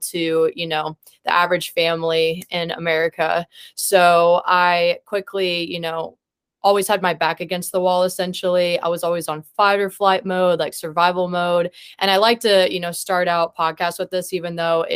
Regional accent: Columbia, Missouri, United States; moved away as an adult; now in Kansas City, United States; I'm originally from Columbia, Missouri

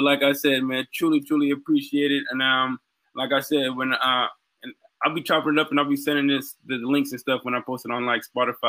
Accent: Boston, Massachusetts, United States; I'm being from Boston.

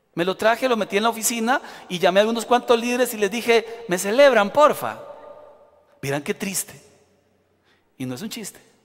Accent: Costa Rica; Yo, que soy bien tico

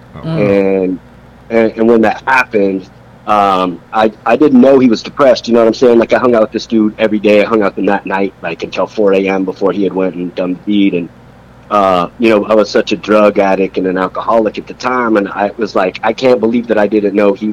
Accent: Salt Lake City, Utah, United States; moved away as an adult; also born or lived in Philadelphia, Pennsylvania; now in Arizona, United States; I'm originally from Philly as a little baby dude. But then I moved to Salt Lake City, Utah with my father. And was raised by my pops there.

